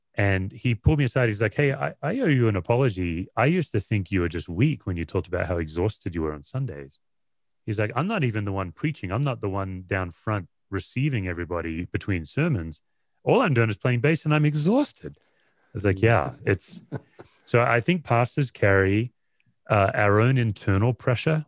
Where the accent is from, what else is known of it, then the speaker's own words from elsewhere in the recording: Australia; moved away as an adult; also born or lived in Tennessee, United States; now in United States; I went from beach culture, Australia, windsurfing, body surfing to Appalachian